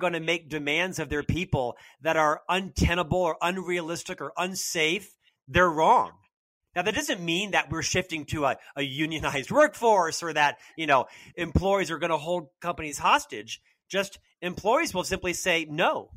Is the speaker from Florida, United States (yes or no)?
yes; Winter Park, Florida, United States; So I'm from Central Florida. I was born and raised in Winter Park, Florida